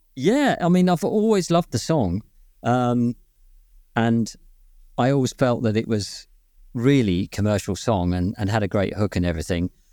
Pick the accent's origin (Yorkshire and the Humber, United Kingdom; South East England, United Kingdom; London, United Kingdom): London, United Kingdom; moved away; I was born in West London, actually, but I lived there for, for some time